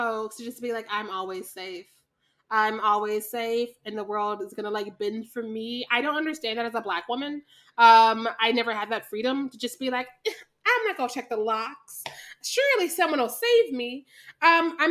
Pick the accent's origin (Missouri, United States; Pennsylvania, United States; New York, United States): Missouri, United States; Kansas City; I grew up in Kansas City, Missouri